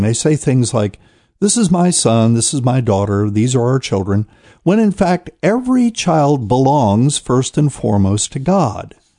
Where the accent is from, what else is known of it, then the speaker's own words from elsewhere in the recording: New Bern, North Carolina, United States; I'm in a city somewhere in America that is not my hometown, New Bern, North Carolina